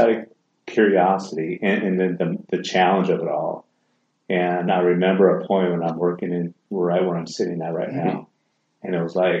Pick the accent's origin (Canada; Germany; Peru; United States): Germany; moved away; I grew up in Germany